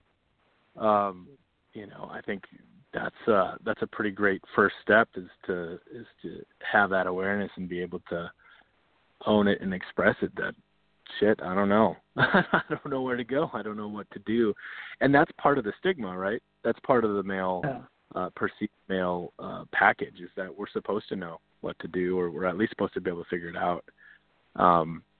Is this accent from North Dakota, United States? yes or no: yes; North Dakota, United States; I grew up in North Dakota